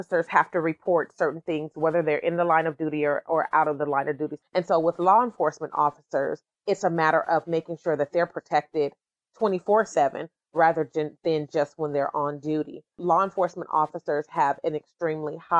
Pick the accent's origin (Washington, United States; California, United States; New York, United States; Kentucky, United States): California, United States; Sacramento; I'm from the Meadowview neighborhood